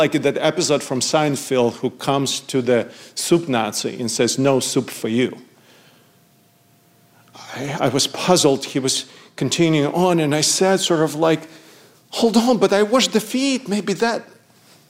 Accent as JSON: {"language": "English", "town": "Odesa", "region": "Odesa Oblast", "country": "Ukraine", "tie": "born or raised there", "moved": "yes", "said": "in Odessa, Ukraine, my hometown."}